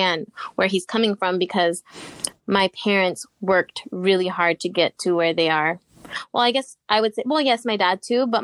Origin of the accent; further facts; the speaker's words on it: Seattle, Washington, United States; I was actually born and raised in Seattle, Washington